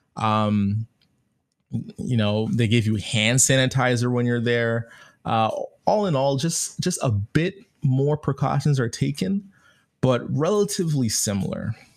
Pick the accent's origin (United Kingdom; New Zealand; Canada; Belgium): Canada; I'm Canadian, so I'm using my Canadian dollars